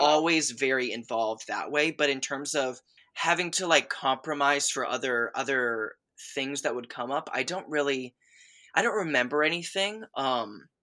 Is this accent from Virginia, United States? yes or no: no; north of Atlanta, Georgia, United States; also born or lived in Chicago / Boston; I basically grew up in, uh, just like thirty minutes north of Atlanta, uh, uh, Georgia